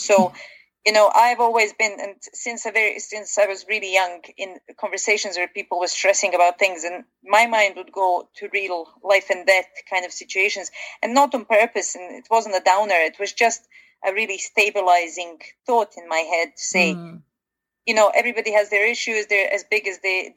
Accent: Bosnia & Herzegovina; moved away; I come originally from Bosnia, and living through kind of a war situation

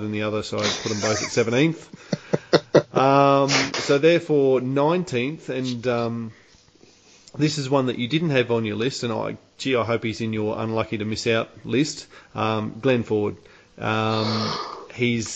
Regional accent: Australia; as an Australian

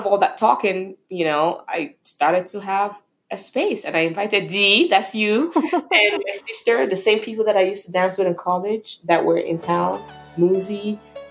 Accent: Nigeria; moved away as an adult; now in United States; growing up in Nigeria

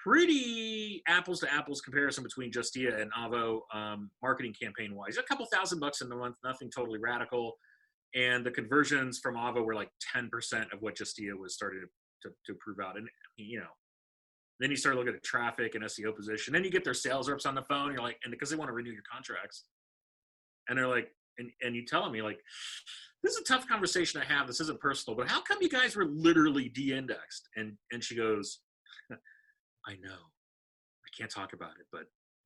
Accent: Los Angeles, California, United States; now in North Carolina, United States; I grew up in Los Angeles.

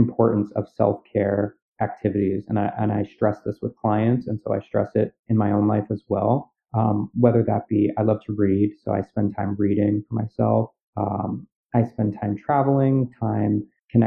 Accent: New York City, New York, United States; I'm from Staten Island, I live on Staten Island

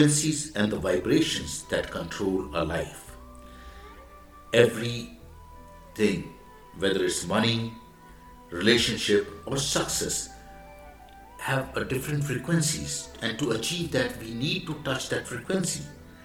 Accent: India; I am the Indian monk.

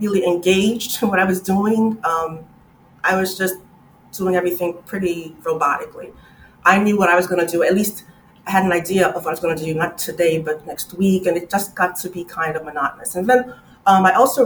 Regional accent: New York City, New York, United States; also born or lived in West Indies; I was born in the West Indies, immigrated to the U.S. when I was four, raised in Brooklyn

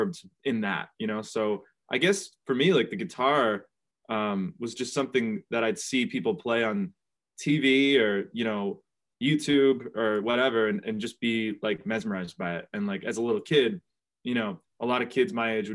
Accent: New Bedford, Massachusetts, United States; my hometown of New Bedford

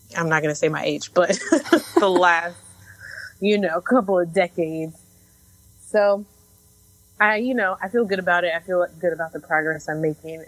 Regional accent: Chicago, Illinois, United States; now in Brooklyn, United States; I am originally from Chicago, based in Brooklyn right now

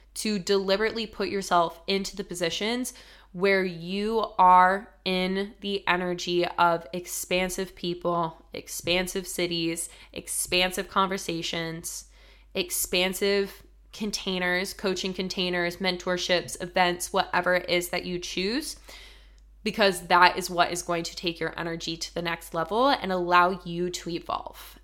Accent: Colorado, United States; moved away as an adult; also born or lived in Denver, Colorado; now in New York City, United States; super small town to living in Denver, Colorado

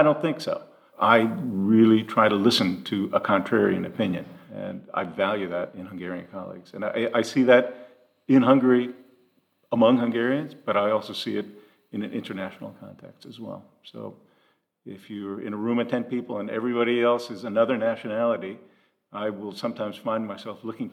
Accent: United States; moved away; I know of only three Americans in that entire organization. I'm one of them

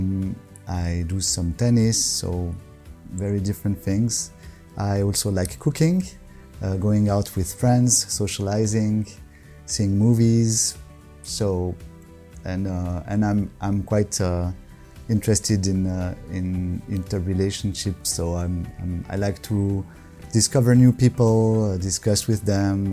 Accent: Morges, Vaud, Switzerland; also born or lived in Lausanne; I'm from Switzerland. I was born around here in Lausanne, actually. And I grew up in Morges, the city of Morges, which is between Lausanne and Geneva.

